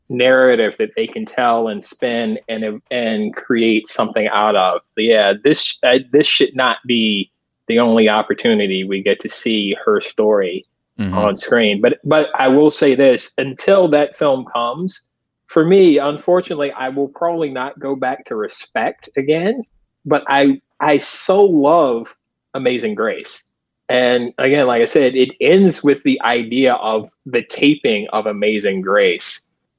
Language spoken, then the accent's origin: English; the South, United States; as a kid growing up in the South who was aware of, you know, gospel music and performers